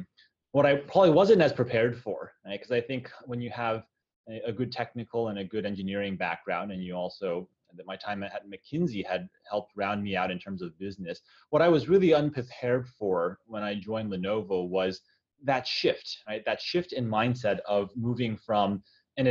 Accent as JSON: {"language": "English", "country": "United States", "also_born_or_lived": "China", "moved": "as an adult", "said": "I'm Chinese American, being of Chinese descent, but not speaking the language in China"}